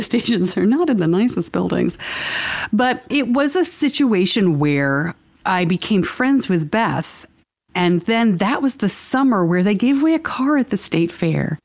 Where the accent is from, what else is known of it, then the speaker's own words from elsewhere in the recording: New York, United States; I'm from New York